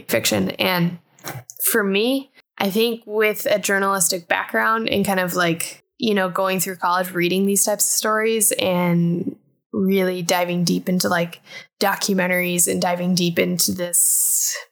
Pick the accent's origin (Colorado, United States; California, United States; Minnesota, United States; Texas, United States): Colorado, United States; growing up in Colorado.